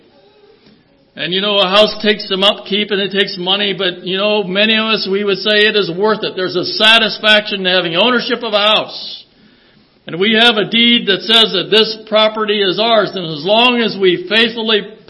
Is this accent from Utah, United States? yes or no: no; Traverse City, Michigan, United States; we're from Traverse City. We're not so uppity up there